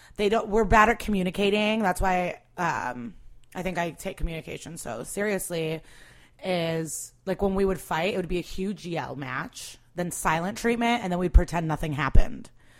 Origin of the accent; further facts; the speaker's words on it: Skokie, Illinois, United States; also born or lived in Russia / Rogers Park; No, I was born in Russia. We lived, and then we moved to Rogers Park. And then we, like 2 years later, moved to Skokie.